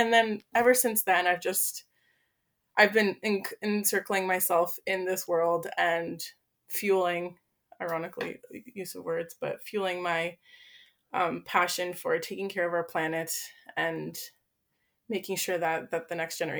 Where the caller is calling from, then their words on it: Toronto, Ontario, Canada; I'm coming in from Toronto, Canada, so from the north.